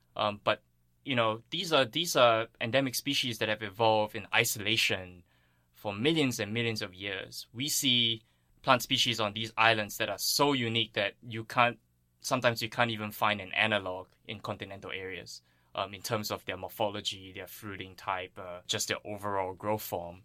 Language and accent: English; Singapore; moved away; I grew up on Singapore